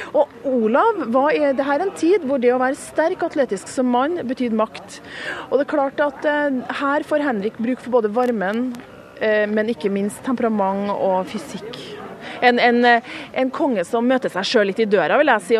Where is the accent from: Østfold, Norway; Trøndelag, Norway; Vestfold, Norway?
Trøndelag, Norway; jeg som trønder